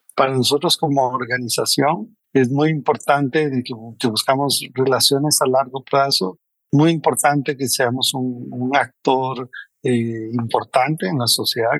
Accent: Costa Rica; moved away as an adult; now in Mexico; soy costarricense, entonces eso normal. Casi toda la gente piensa que soy mexicano, pero, soy, eh, de Costa Rica

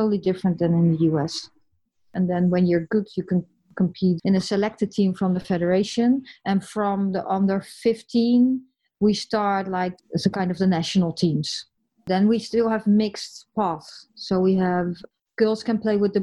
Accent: the west coast of the Netherlands, western Netherlands, Netherlands; English is a second language; moved away as an adult; also born or lived in United States; I'm from the West, I'm from the coast

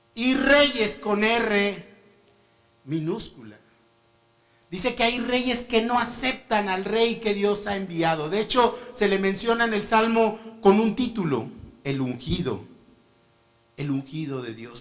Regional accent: Mexico; also born or lived in Morocco / Spain; yo como mexicano

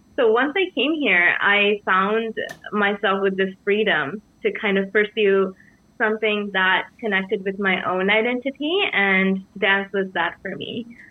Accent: Sri Lanka; moved away; I'm from Sri Lanka and I'm from central, central country.

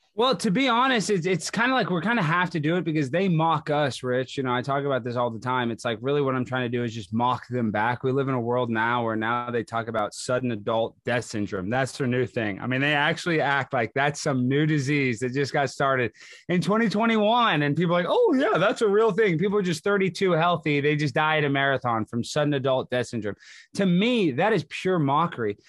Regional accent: Texas, United States; moved away as an adult; also born or lived in Baton Rouge, Louisiana / Los Angeles, California; I grew up in Texas, went to college in Louisiana

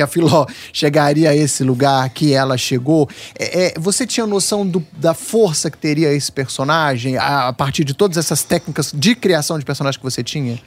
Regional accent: Minas Gerais, Brazil

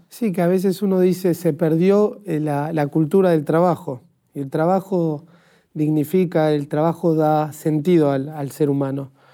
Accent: Argentina; como argentino

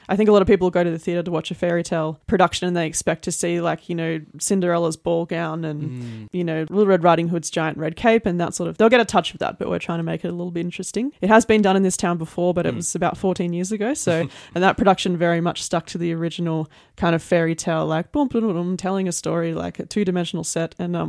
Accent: Lismore, New South Wales, Australia; now in Armidale, Australia; Well, I have been in Armidale for, I think, 15 years now, but I grew up in the Lismore area

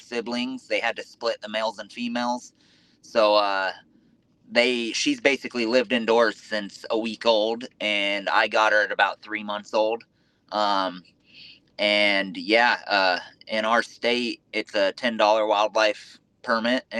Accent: Southern California, United States; moved away as an adult; now in Indiana, United States; Originally from Southern California. I actually live in Indiana now.

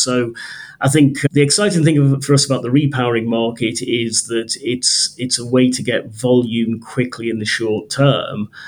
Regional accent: Liverpool, North West England, United Kingdom; moved away as an adult; also born or lived in Coventry / Norfolk; I grew up in Liverpool

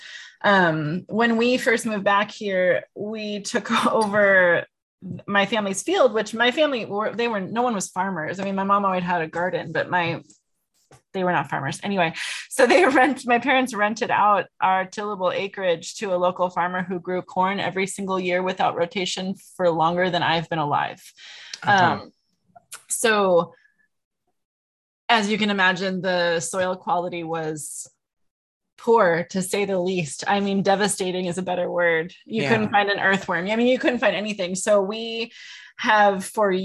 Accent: Clearwater, Minnesota, United States; born or raised there; moved away as an adult; also born or lived in California

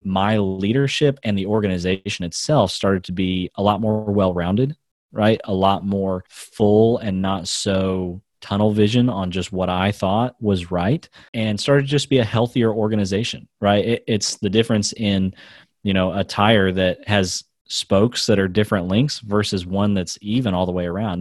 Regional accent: United States; moved away as an adult; also born or lived in India; I grew up in America

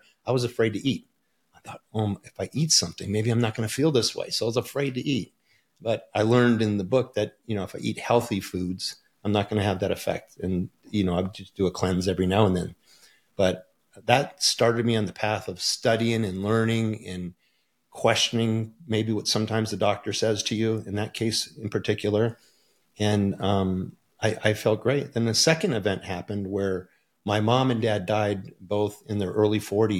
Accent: Port Huron, Michigan, United States; born there; I was born in Port Huron, Michigan, just outside of Detroit

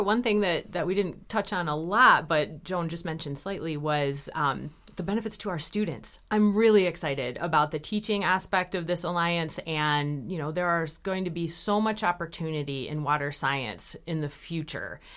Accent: Michigan, United States; I grew up here in Michigan

